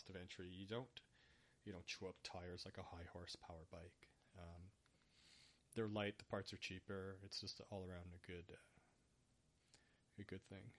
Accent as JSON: {"language": "English", "country": "Canada", "first_language": "English", "said": "I'm Canadian"}